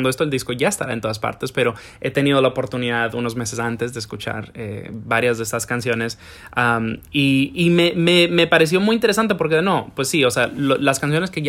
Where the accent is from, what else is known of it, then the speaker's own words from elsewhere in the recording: Ciales, Puerto Rico; De Ciales, que es en el centro de la isla, es un pueblo más rural.